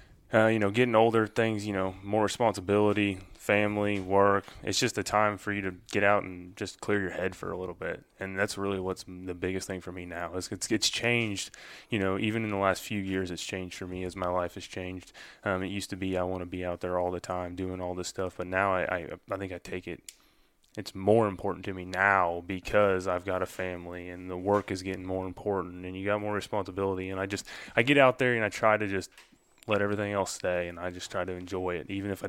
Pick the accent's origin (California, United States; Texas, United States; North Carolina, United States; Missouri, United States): Missouri, United States; Grand Pass; now in Columbia, United States; I grew up in Grand Pass, the big old town of Grand Pass. I'm a river rat through and through. I grew up in the river bottoms, and that's, you know, that's where I still hunt a lot of the times. I live in Columbia now